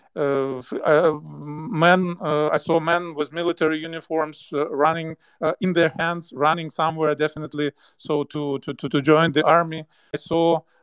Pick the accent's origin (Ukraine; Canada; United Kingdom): Ukraine; to be home